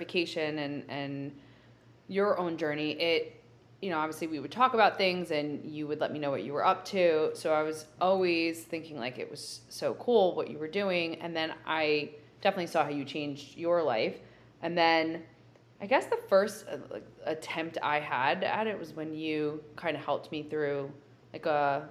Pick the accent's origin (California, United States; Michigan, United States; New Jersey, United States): New Jersey, United States; growing up in New Jersey and living, I would say, like a pretty sheltered life.